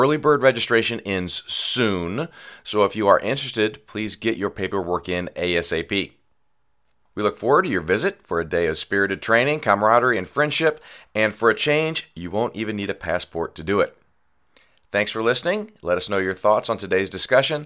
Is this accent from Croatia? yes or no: no; United States; I'm from America